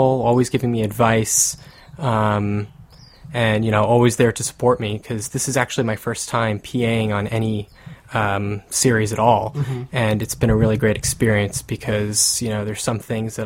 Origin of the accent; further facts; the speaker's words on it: New Jersey, United States; also born or lived in New York; I'm originally from New Jersey, and I still go to school in New York at NYU